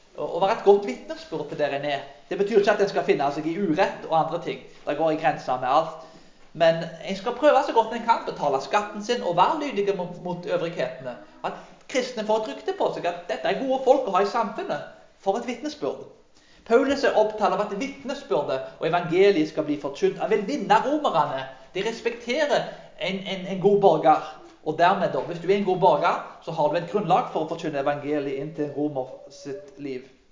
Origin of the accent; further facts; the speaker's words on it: Karmøy, Rogaland, Norway; Når jeg vokste opp på bedehuset på Karmøy